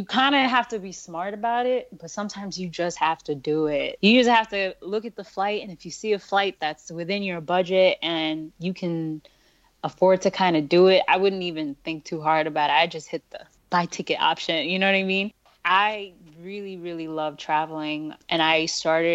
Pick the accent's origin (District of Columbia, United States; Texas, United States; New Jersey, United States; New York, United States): New York, United States; also born or lived in India; I'm from New York.